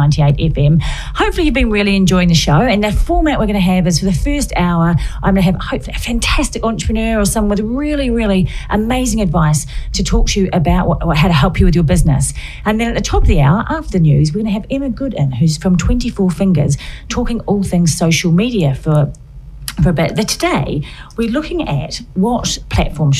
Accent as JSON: {"language": "English", "country": "New Zealand", "moved": "yes", "lives_now": "United Kingdom", "said": "I'm from New Zealand, you might have heard in my voice"}